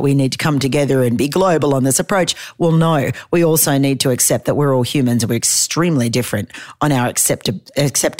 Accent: Australia; I'm an Australian

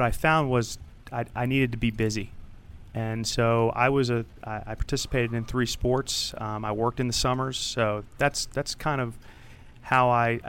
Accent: Rockville, Maryland, United States; Rockville, Maryland.

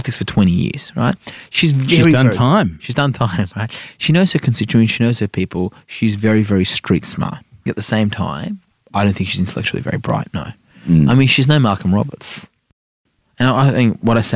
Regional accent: New South Wales, Australia; also born or lived in Iran; January 1988, you know, before I turned 5, we showed up 2 weeks before the Vice in Australia

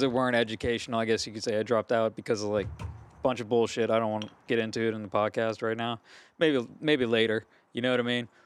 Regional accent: Gonzales, Louisiana, United States; I'm from Gonzales, Louisiana

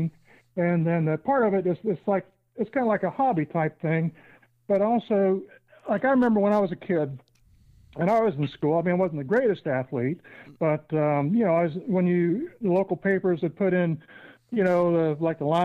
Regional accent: Lewisburg, Ohio, United States; I originally come from Lewisburg there. I'm an alum of Tri-County North

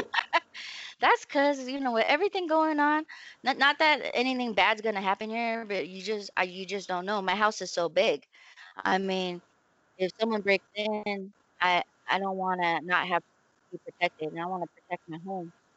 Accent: San Diego, California, United States; moved away; we grew up right there in Lomita yes. Village

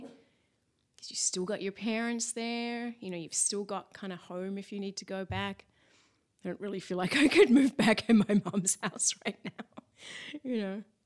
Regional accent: Mount Eliza, Victoria, Australia; accent: Aussie; also born or lived in Eltham; now in Los Angeles, United States; I was born in Eltham, and then we moved down to Mount Eliza, and I sort of started school down there.

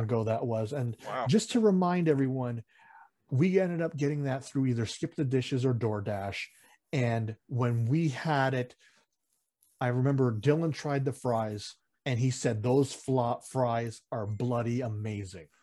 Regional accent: Philippines; we're Filipino at heart mm-hmm. and, also in blood and nationality

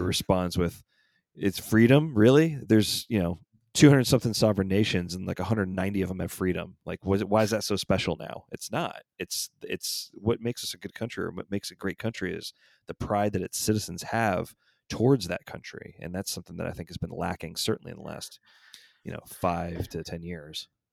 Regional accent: Atlanta, Georgia, United States; my hometown team

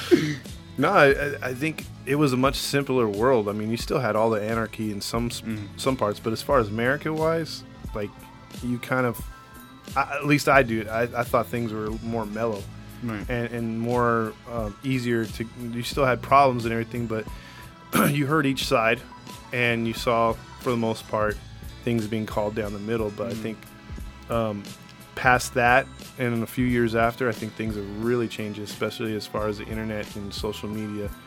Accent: Ireland; as you can tell from my voice, uh, I'm Irish.

